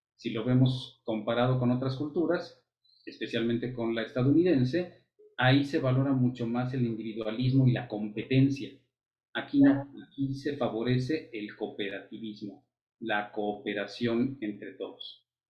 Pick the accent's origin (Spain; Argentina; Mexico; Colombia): Mexico; nos toca ver como, como mexicanos